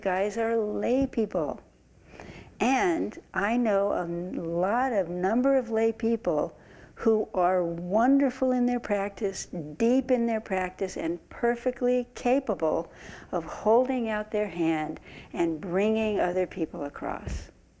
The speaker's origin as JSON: {"language": "English", "town": "San Francisco", "region": "California", "country": "United States", "tie": "born or raised there", "said": "I grew up in San Francisco Zen Center"}